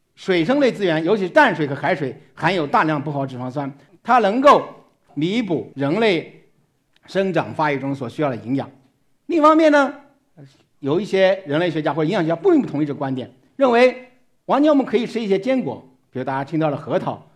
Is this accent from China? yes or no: yes; China; 我们中国